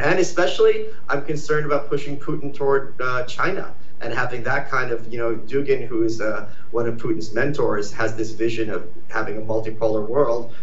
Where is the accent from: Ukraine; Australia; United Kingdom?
Ukraine; now in United States; born Ukraine when it was the Soviet Union